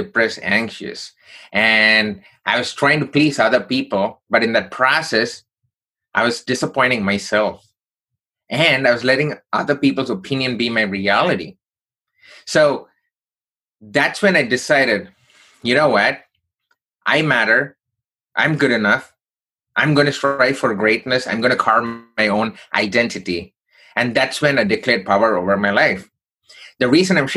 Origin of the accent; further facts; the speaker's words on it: Chennai, Tamil Nadu, India; now in United States; So I grew up in southern part of India from a place called Chennai.